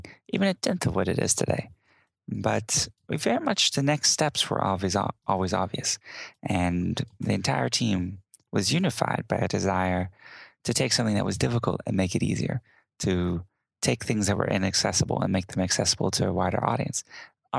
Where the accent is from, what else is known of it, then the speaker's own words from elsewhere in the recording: Houston, Texas, United States; born and raised in Houston, Texas